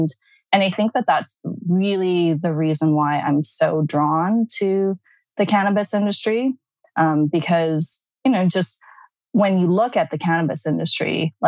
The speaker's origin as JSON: {"language": "English", "town": "Vancouver", "region": "British Columbia", "country": "Canada", "tie": "born or raised there", "also_born_or_lived": "Brunei", "moved": "as an adult", "lives_now": "New York, United States", "said": "I'm originally from Vancouver, Canada."}